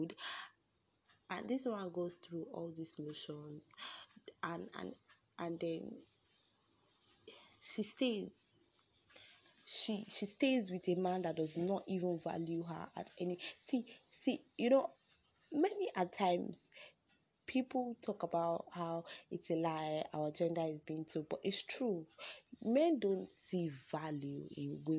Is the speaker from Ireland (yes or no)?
no; Nigeria; I'm a Nigerian woman